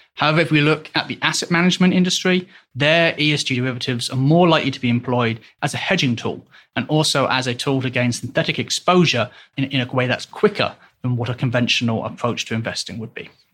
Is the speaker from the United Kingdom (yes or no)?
yes; England, United Kingdom; moved away as an adult; also born or lived in Hong Kong; now in Switzerland; originally I am from England, but I've left the country in two thousand and twelve to live in both Hong Kong and Switzerland.